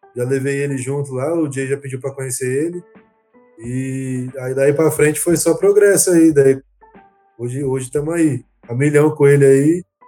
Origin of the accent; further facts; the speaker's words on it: São José dos Campos, São Paulo, Brazil; Eu sou de São José também